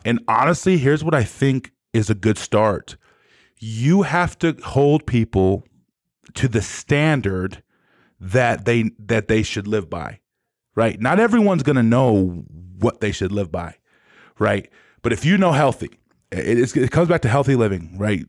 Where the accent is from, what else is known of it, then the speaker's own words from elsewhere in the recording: South Dakota, United States; I was from South Dakota, and they didn't think people from South Dakota could play football